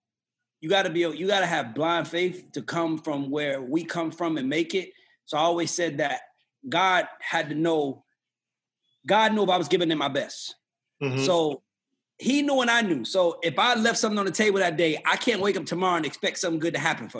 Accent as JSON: {"language": "English", "town": "New York City", "region": "New York", "country": "United States", "tie": "born or raised there", "also_born_or_lived": "Atlanta, Georgia", "moved": "yes", "said": "I'm originally from the South Bronx, Patterson Projects"}